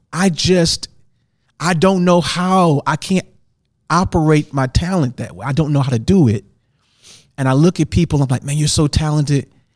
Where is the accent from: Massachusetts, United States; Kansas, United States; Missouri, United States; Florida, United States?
Missouri, United States; St. Louis; moved away; I grew up in Saint Louis